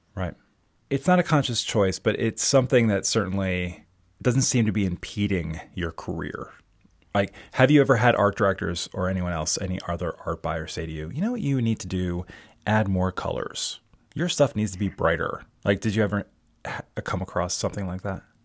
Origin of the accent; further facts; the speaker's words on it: Baltimore, Maryland, United States; also born or lived in Brooklyn, New York; now in Chester County, Pennsylvania, United States; I grew up in Baltimore